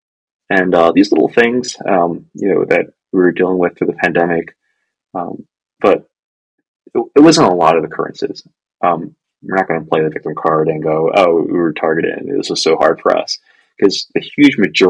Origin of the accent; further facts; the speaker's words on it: Hong Kong; moved away; I'm Chinese. I'm originally from Hong Kong.